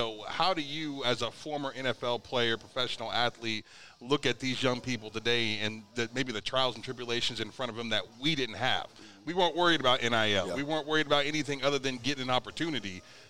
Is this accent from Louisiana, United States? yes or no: no; Northeastern Ohio, United States; now in Tulsa, United States; I'm not from here. I'm from Northeastern Ohio.